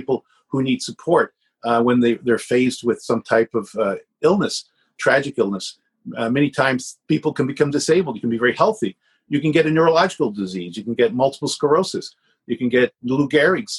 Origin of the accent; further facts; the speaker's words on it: Canada; I was born in Canada. My father's born in Canada.